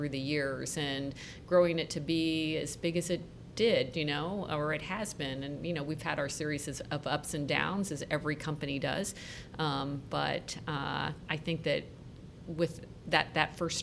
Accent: Columbus, Ohio, United States; I was born and raised in Columbus and have lived here my entire life

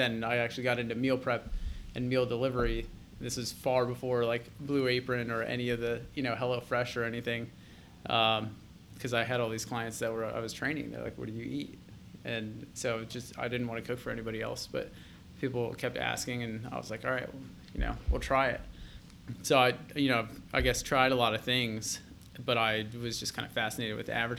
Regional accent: Gahanna, Ohio, United States; I grew up actually mainly in Columbus, Gahanna

